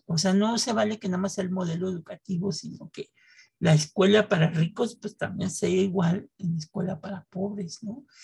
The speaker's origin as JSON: {"language": "Spanish", "country": "Mexico", "tie": "born or raised there", "said": "México, a pesar de toda esta historia, es el lugar donde yo nací, donde nació Gina, perdón por el burro por delante, donde vivimos y queremos seguir viviendo"}